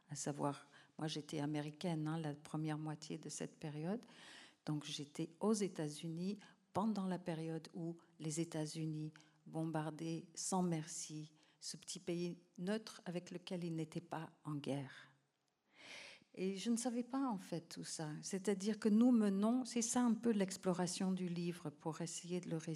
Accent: Cambodia; Et quelque part, quand un enfant naît, c'est déjà une fête chez nous au Cambodge

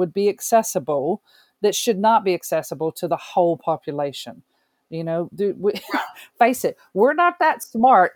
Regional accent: United States; moved away; having grown up in the States

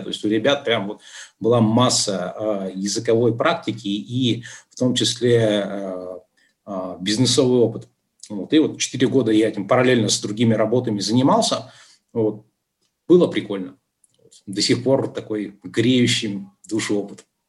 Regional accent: Yekaterinburg, Sverdlovsk Oblast, Russia; moved away as an adult; also born or lived in Dubai; общался при этом с людьми с родины, то есть я из Екатеринбурга

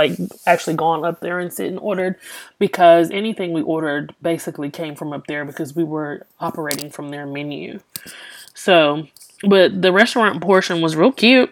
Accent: Louisiana, United States; I'm from Louisiana.

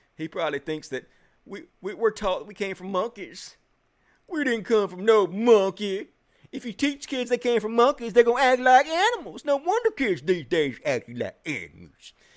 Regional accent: Mississippi, United States; I'm from Mississippi

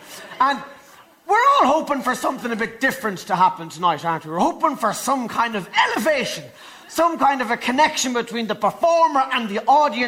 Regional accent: Ireland; It's because I am an Irish person. I'm an Irish person speaking the English language.

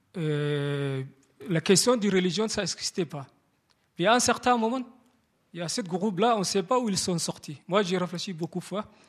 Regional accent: Somalia; moved away; je suis origine de Somalie, et somalienne

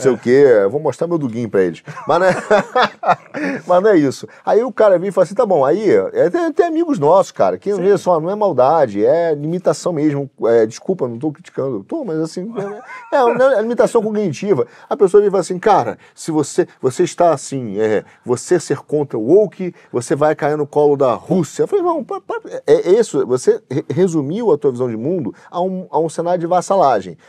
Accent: Brazil; a gente aqui no Brasil

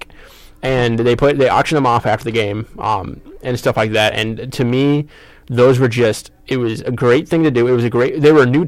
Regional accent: Kalamazoo, Michigan, United States; I'm from Kalamazoo as well

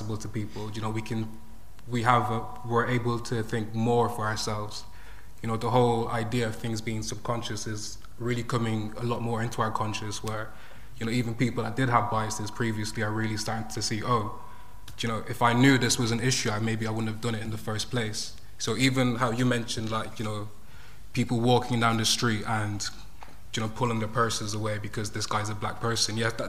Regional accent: Ireland; I grew up in Ireland

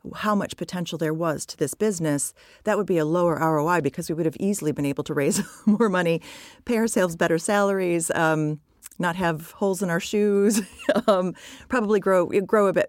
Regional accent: United States; moved away as an adult; also born or lived in United Kingdom; I'm American and I had been in the U K for over a decade

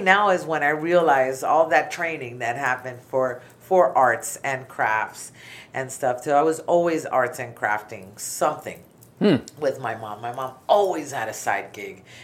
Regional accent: Miami, Florida, United States; also born or lived in New York City, New York; now in North Port, United States; at 10 months old, we moved to Miami, and I lived in Miami, Florida, till 2005

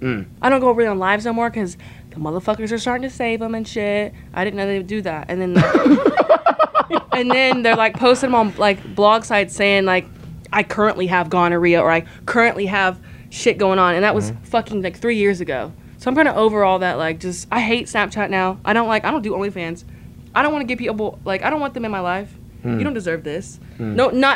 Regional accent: Indiana, United States; I'm from Indiana.

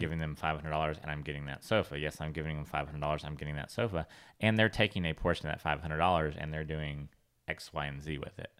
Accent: California, United States; growing up in California

